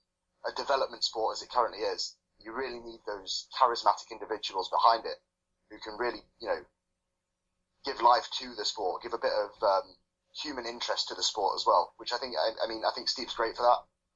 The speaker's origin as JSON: {"language": "English", "town": "Birmingham", "region": "West Midlands", "country": "United Kingdom", "tie": "born or raised there", "also_born_or_lived": "Durham", "moved": "as an adult", "lives_now": "Copenhagen, Denmark", "said": "I was born in Birmingham, and I went to uni up in Durham."}